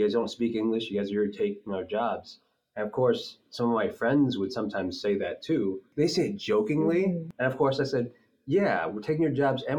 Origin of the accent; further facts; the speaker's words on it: Midwest, United States; growing up in the Midwest